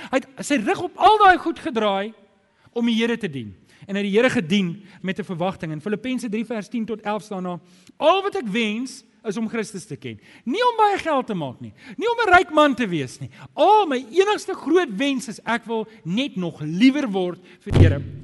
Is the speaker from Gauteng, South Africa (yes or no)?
yes; Germiston, Gauteng, South Africa; ek het groot geword in Germiston